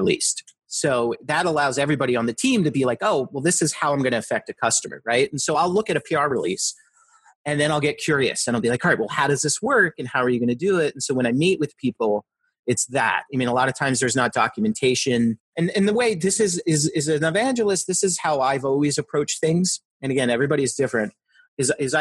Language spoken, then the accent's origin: English; New Jersey, United States; also born or lived in outside Philadelphia, Pennsylvania; now in Philadelphia area, United States; where I grew up in Jersey